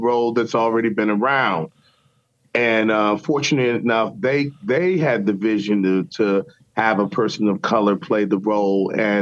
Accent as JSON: {"language": "English", "town": "Richmond", "region": "Virginia", "country": "United States", "tie": "born or raised there", "said": "I went to Virginia Commonwealth University in my hometown."}